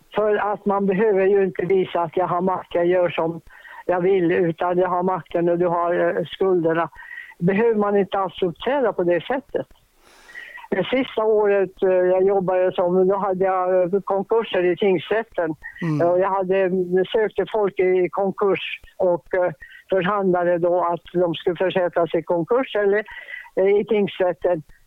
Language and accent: Swedish; Boden, Norrbotten County, Sweden; moved away; also born or lived in Kukkolaforsen, Tornedalen / Stockholm; jag var från Boden